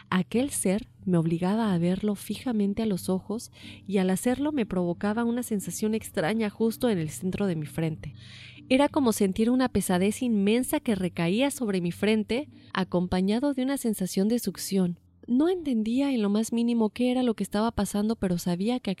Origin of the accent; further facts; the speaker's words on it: Aguascalientes, Mexico; En ese entonces vivía en San Luis Potosí, sin embargo yo soy originario de Aguascalientes, capital, y mi familia tiene la costumbre de visitar los siete templos durante la Semana Santa.